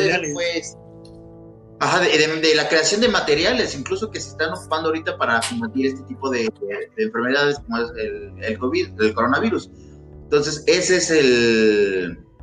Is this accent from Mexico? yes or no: yes; Mexico City, Mexico